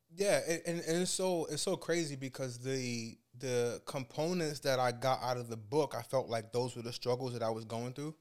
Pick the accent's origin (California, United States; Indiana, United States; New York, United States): New York, United States; New York City; I grew up in Brooklyn, New York